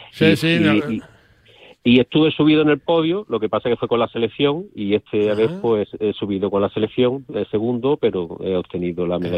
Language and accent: Spanish; Valladolid, Castile and León, Spain; accent: Sevillian; now in Seville, Spain; Pues sí, llevo más de 50 años, con lo cual ya me queda poco de, de las S vallisoletanas, ¿no?